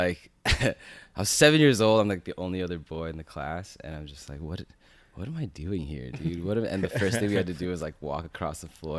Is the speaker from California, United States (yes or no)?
yes; Chino, California, United States; Grew up in Chino, California.